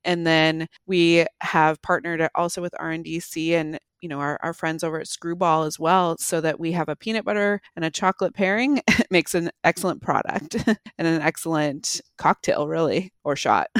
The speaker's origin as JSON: {"language": "English", "region": "Pacific Northwest", "country": "United States", "tie": "born or raised there", "also_born_or_lived": "Bozeman, Montana / Salt Lake City, Utah / Park City, Utah", "moved": "as an adult", "said": "I grew up in the Pacific Northwest, moved away to Montana for college"}